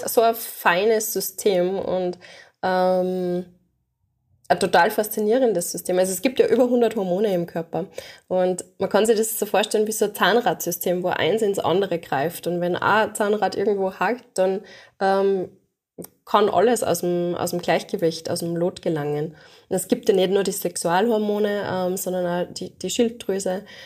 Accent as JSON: {"language": "German", "country": "Austria", "said": "bei uns in Österreich"}